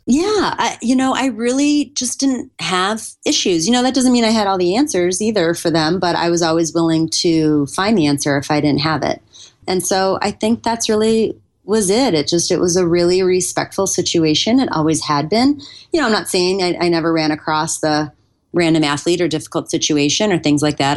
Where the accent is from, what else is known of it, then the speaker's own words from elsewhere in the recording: Buffalo, New York, United States; I grew up in Buffalo, New York